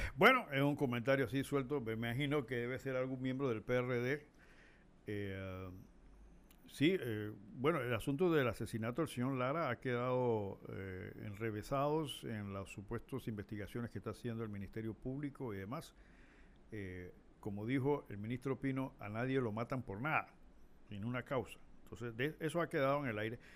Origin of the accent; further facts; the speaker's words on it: Panama; nosotros como panameños